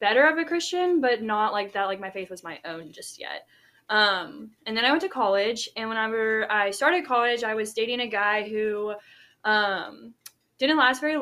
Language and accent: English; Shreveport, Louisiana, United States; I'm from Shreveport, Louisiana, which is North Louisiana, about 3 hours from Baton Rouge